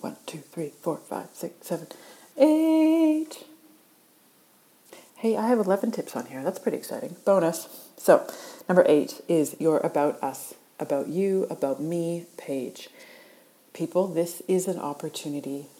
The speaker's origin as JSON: {"language": "English", "country": "Canada", "moved": "yes", "lives_now": "Australia", "said": "I live in Australia. I'm originally from Canada, and I like to say aboot."}